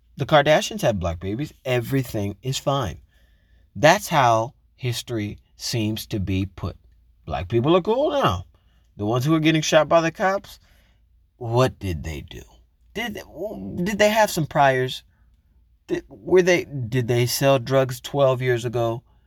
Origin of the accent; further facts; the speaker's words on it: United States; I am American, I live in America